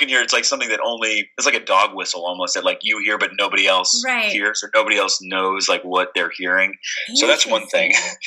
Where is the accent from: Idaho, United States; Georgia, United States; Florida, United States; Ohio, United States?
Georgia, United States; Atlanta; also born or lived in Cleveland, United States; now in Indianapolis, United States; I grew up in Atlanta